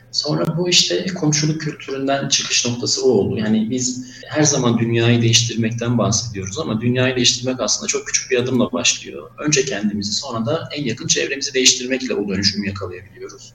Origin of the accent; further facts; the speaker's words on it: Mardin, Turkey; moved away as an adult; also born or lived in Izmir; Ben Mardin doğumluyum. 1988 Mardin doğumluyum. Liseye kadar Mardin'de okudum. Orada büyüdüm.